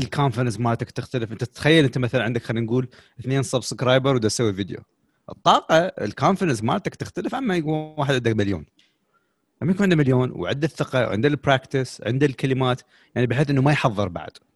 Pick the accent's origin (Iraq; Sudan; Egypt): Iraq; عندنا بالعراق